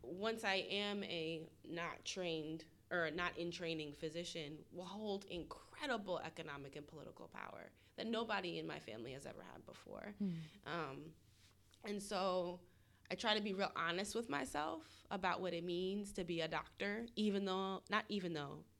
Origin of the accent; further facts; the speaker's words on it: Northern New Jersey, East Coast, United States; moved away as an adult; also born or lived in Atlanta, Georgia; I'm from the East Coast originally. My family is in Northern New Jersey